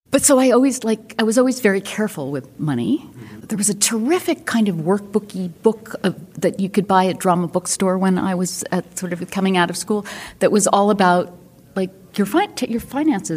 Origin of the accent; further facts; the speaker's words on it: New York City, New York, United States; moved away as an adult; also born or lived in Houston; I was born and raised in New York City, in Manhattan